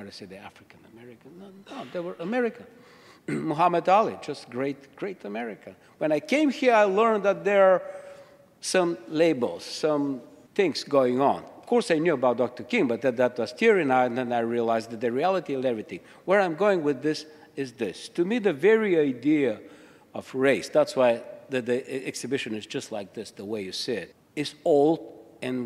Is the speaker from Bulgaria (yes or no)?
yes; Bulgaria; moved away as an adult; I'm from Bulgaria, moved in this country 17 years ago.